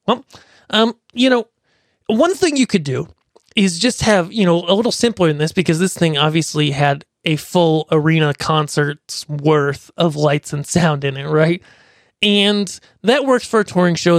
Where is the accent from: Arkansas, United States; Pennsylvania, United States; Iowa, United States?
Pennsylvania, United States; my hometown, which is a s, not a big town, it's a small town in Pennsylvania